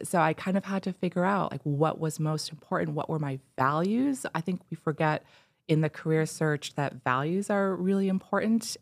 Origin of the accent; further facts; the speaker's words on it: East Coast, United States; moved away as an adult; also born or lived in Minnesota; I grew up on the East Coast